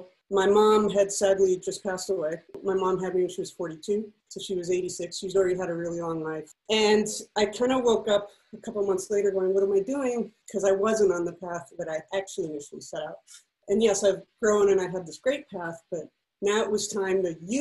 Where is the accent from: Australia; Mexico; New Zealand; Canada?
Mexico; Mexico City; moved away as an adult; I grew up in Mexico City, which is a little different. So I lived there from 1 to 19